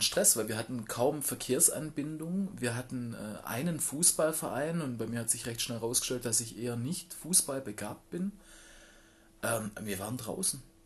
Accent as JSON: {"language": "German", "area": "Black Forest", "region": "Baden-Württemberg", "country": "Germany", "tie": "born or raised there", "said": "ich bin ähm, auf einem Dorf groß geworden im Schwarzwald."}